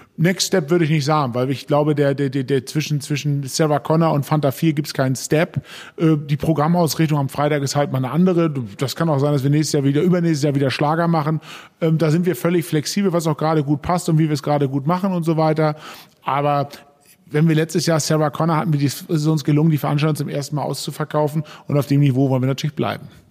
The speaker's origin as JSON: {"language": "German", "town": "Hennstedt", "region": "Schleswig-Holstein", "country": "Germany", "tie": "born or raised there", "said": "ich habe in Dithmarschen größte Teile meiner, meiner Kindheit in Hennstedt verbracht"}